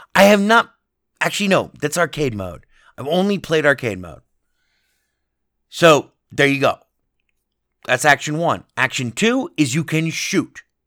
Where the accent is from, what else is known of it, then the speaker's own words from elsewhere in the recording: Las Vegas, Nevada, United States; my hometown, Las Vegas